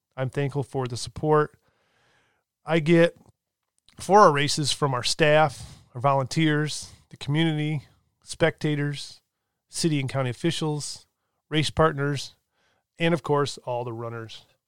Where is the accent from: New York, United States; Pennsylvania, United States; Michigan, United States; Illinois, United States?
Michigan, United States; I'm born and raised in Michigan